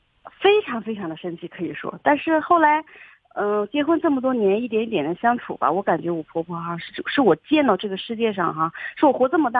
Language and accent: Chinese; Anhui, China; now in Dalian, China; 我是安徽的